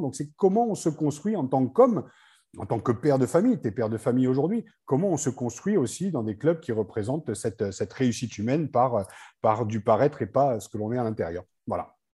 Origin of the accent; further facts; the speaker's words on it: Picardy, Hauts-de-France, France; je suis picard, hein, je ne suis pas du tout ilien